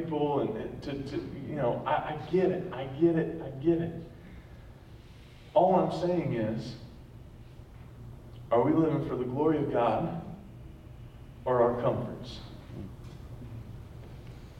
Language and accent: English; North Carolina, United States; moved away; I'm from North Carolina